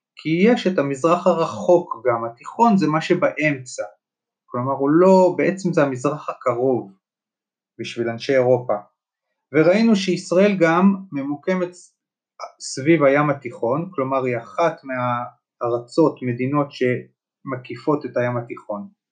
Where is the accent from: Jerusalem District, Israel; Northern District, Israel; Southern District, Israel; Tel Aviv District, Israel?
Jerusalem District, Israel; Jerusalem; moved away; ואני גדלתי בירושלים והייתי רגיל שכל חורף, או כמעט כל חורף, יש שלג